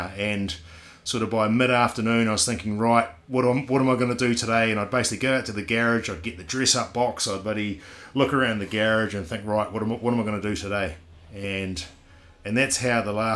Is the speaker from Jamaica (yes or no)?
no; Christchurch, Canterbury, New Zealand; now in Queenstown, New Zealand; I'm Kiwi. Born and raised, not obviously in Queenstown, but in Christchurch. I'm a Cantabrian.